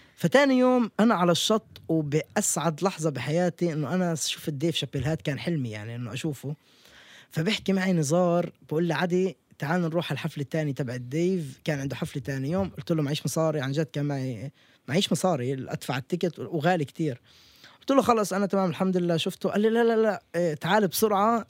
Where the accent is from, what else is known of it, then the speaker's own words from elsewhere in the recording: Palestine; وأنا فلسطيني